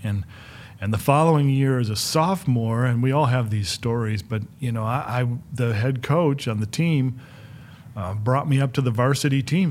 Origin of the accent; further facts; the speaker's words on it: Flint, Michigan, United States; I grew up in Michigan and, and the Midwest